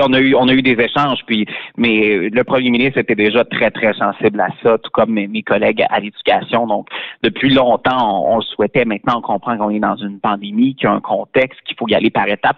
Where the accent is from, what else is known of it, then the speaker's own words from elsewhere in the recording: Beauce, Quebec, Canada; chez nous en Beauce